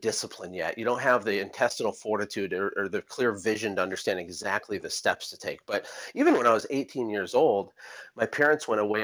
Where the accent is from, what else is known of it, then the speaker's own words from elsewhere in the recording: United States; moved away as an adult; now in Costa Rica; being an American